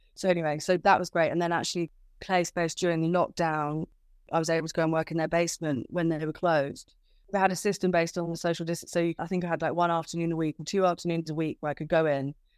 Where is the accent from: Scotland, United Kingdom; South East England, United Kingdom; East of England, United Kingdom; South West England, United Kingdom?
South East England, United Kingdom; Kent; moved away as an adult; also born or lived in London; now in Margate, United Kingdom; I'm originally from Kent. So, I moved to London when I was eighteen